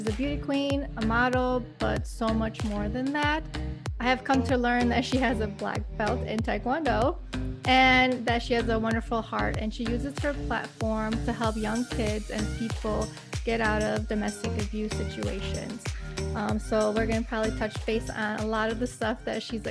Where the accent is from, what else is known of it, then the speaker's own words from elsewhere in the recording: Kosovo; I'm not from Pristine, but I'm from Kosovo